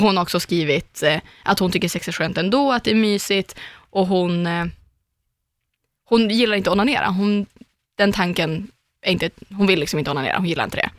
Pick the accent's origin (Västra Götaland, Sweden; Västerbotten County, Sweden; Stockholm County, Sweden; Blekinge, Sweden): Västerbotten County, Sweden; Umeå; moved away; jag har ju en kompis hemma i Umeå som heter Susanna och vi har ju känt varandra hela livet